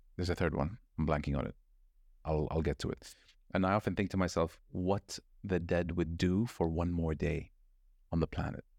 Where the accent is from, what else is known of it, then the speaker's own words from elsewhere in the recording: Saudi Arabia; also born or lived in California, United States; I'm Muslim or not say I'm from Saudi Arabia